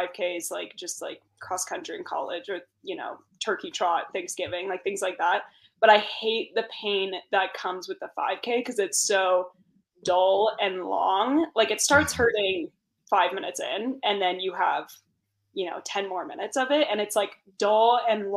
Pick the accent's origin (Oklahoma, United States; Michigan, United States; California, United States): California, United States; Santa Cruz; also born or lived in Aptos, California; I'm from Santa Cruz, California, which is like Central Coast beach town